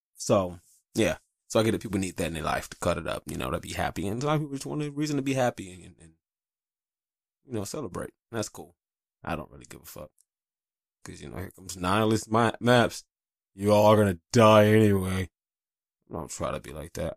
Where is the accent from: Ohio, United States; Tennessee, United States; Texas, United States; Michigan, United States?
Michigan, United States; Detroit; also born or lived in North Carolina; I grew up in Detroit in the eighties and nineties